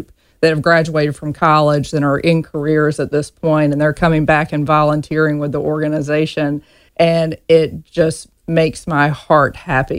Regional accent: Reynolds, Georgia, United States; moved away as an adult; I grew up in a small town in Georgia, a one red light town called Reynolds, Georgia.

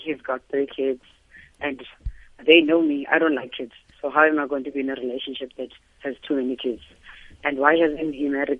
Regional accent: Cape Town, Western Cape, South Africa; I'm from Cape Town, and I went to visit my family in the Northern Cape

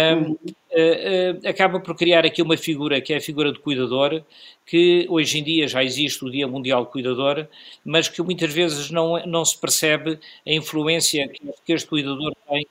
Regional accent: Beira, Sofala, Mozambique; now in Portugal; enquanto beirense, nascido em Moçambique

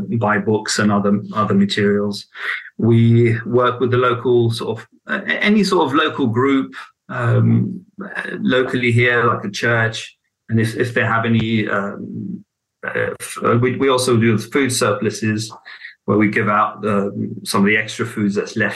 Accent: Baghdad, Baghdad Governorate, Iraq; I was born in Baghdad as well

